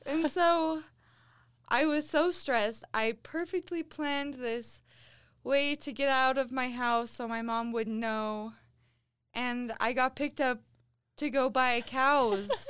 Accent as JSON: {"language": "English", "region": "central Utah", "country": "United States", "tie": "born or raised there", "said": "This is in central Utah. Very rural."}